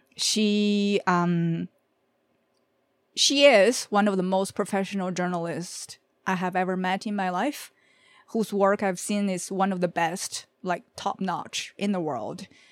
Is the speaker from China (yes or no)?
yes; Beijing, China; now in Canada; I'm from Beijing, China. I live in Canada.